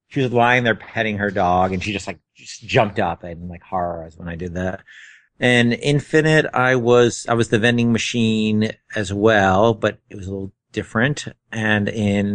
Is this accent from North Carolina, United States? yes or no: no; Northern New Jersey, United States; also born or lived in New York City; I was born in New York City, and I grew up, and a year or so later, I moved to New Jersey